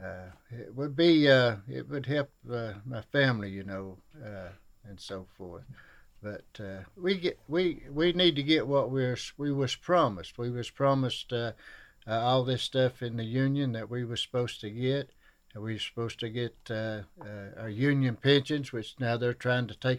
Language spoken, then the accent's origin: English; Shelby Gap, Kentucky, United States; I'm from Elkhorn Creek, down at Shelby Gap, Kentucky, and it's in Pike County.